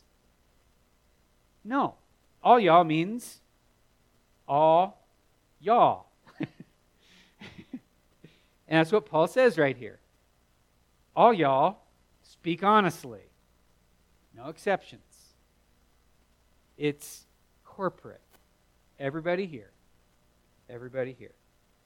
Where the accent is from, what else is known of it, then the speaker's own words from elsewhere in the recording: the South, United States; growing up in the South